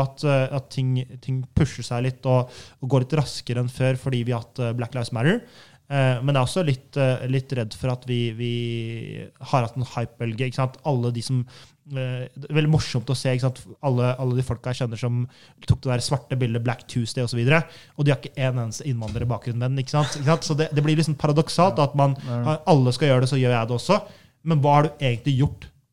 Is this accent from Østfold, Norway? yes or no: yes; Halden, Østfold, Norway; jeg er fra Halden